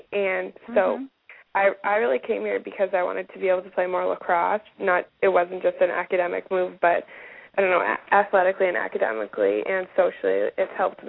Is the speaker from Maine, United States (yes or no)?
yes; Brunswick, Maine, United States; I'm …. I'm a repeat junior at Holderness, and I'm from Brunswick, Maine. So I'm about 2 hours from home when I'm at school.